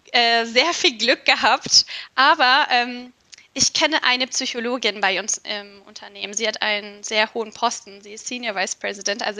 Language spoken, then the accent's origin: German; Istanbul, Turkey; now in Germany; Ich komme auch aus Istanbul, bin dort mhm. geboren und aufgewachsen. Und ähm, 2010 bin ich dann nach Deutschland gekommen und tatsächlich auch alleine erstmal.